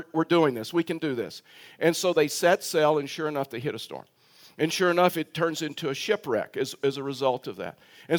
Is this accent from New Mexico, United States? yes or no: no; Texas, United States; moved away; And so as many of you know, that I'm from Texas. Those that are you new probably didn't even realize that because I've totally lost my accent. And you're like total shock right now that I'm from Texas.